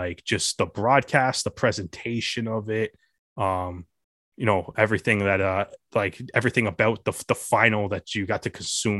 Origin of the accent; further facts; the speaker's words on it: Canada; So, you know, things you love to see as a Canadian rugby fan.